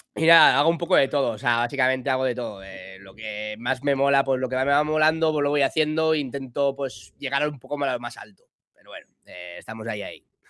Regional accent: Villajoyosa, Valencian Community, Spain; soy de Villa Joyosa, un pueblo de Alicante

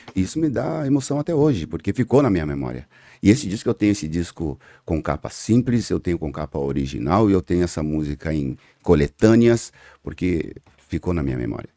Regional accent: São Paulo, Brazil; Eu, eu sou da zona sul de São Paulo, da cidade Alemar, nasci na Vila Constância, que é ali é, na cidade Alemar, é, zona sul de São Paulo, e por incrível que pareça, é, dificilmente eu saí da zona sul de São Paulo

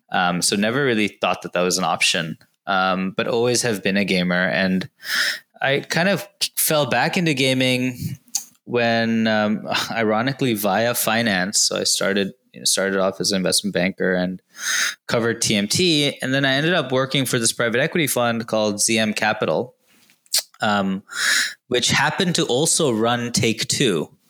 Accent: Indonesia; also born or lived in Kochi, India; I was born in Cochin in Kerala, um, but about a month after I was born, uh, moved to Indonesia and, and, sort of never looked back um, for the first 18 years of my life.

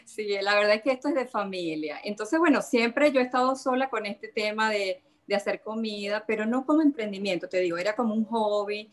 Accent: La Cañada de Urdaneta, Zulia, Venezuela; now in Nordelta, Argentina; Yo soy del municipio autónomo La Cañada de Urdaneta, soy cañadera

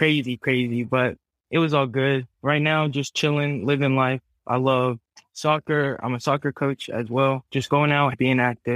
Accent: Dothan, Alabama, United States; moved away; also born or lived in Montgomery, Alabama; I'm from Dothan. Grew up there most of my life. Moved to Montgomery.

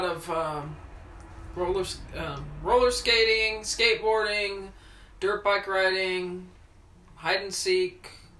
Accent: Washington, District of Columbia, United States; born there; I was born in Washington, D.C.

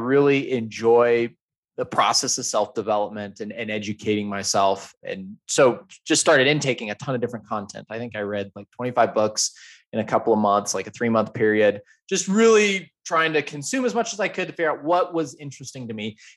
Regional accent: Idaho, United States; also born or lived in Salt Lake City, Utah; now in Denver, United States; So I grew up in Idaho, moved to Salt Lake, and now live in Denver.

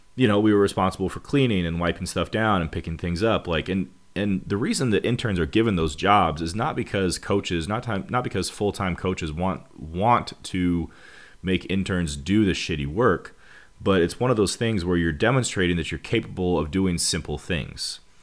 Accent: Montana, United States; moved away as an adult; also born or lived in Missouri; I moved from Montana, where I'm from

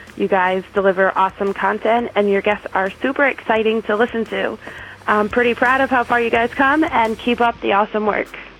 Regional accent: Toronto, Ontario, Canada; born or raised there

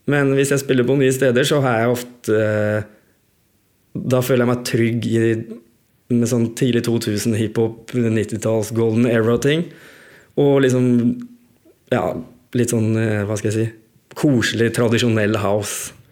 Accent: Skien, Telemark, Norway; jeg er jo fra Skien

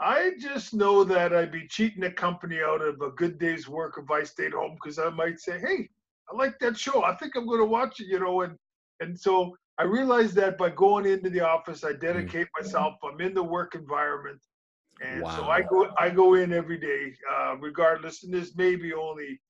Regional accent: Winnipeg, Manitoba, Canada; growing up in Winnipeg, I was probably best as a baseball player

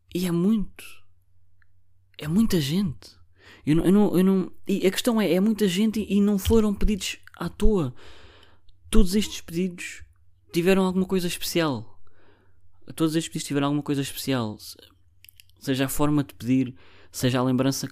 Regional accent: Barreiro, Lisbon, Portugal; eu sou do Barreiro

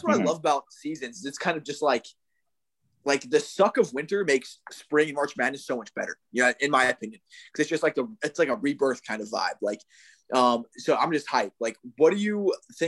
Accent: Ohio, United States; moved away as an adult; also born or lived in San Diego / Florida; now in Kentucky, United States; I'm from Ohio. First 22 years of my life, but the last 3 years I was either in San Diego or Florida, and now I'm in Kentucky

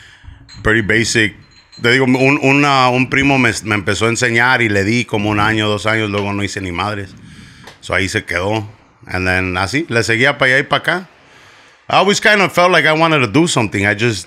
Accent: Chicago, Illinois, United States; Back of the yards way. Then after back of the yards, we moved a little bit over towards like 43rd and Western.

